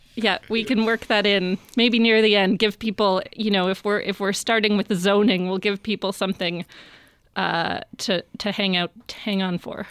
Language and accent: English; Vancouver, British Columbia, Canada; I grew up in Vancouver